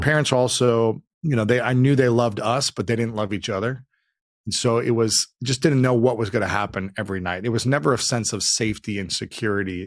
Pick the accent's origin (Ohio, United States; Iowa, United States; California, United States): Ohio, United States; Delaware; moved away as an adult; now in Los Angeles, United States; I grew up in Delaware, Ohio, just about thirty, forty minutes north of Columbus